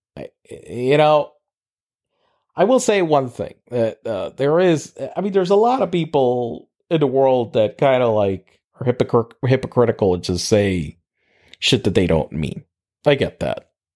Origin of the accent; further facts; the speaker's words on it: Puerto Rico; moved away as an adult; also born or lived in Pittsburgh; in Puerto Rico, we were in high school